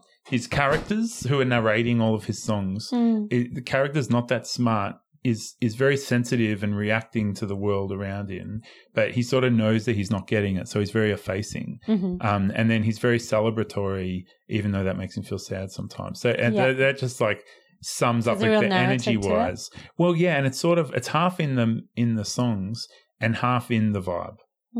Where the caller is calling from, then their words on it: Melbourne, Victoria, Australia; I mean, we're coming from Melbourne. Like the rest of Australia is not locked down the way Melbourne is.